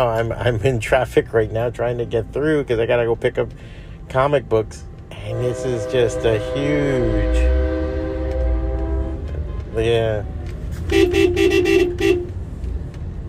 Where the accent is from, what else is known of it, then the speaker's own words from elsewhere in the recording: Hialeah, Florida, United States; I'm fucking from Hialeah